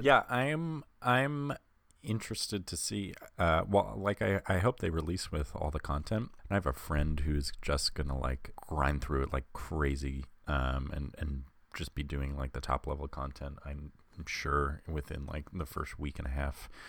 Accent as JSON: {"language": "English", "area": "Long Island", "region": "New York", "country": "United States", "accent": "Long Island", "said": "I'm from Long Island, so I have a very particular accent"}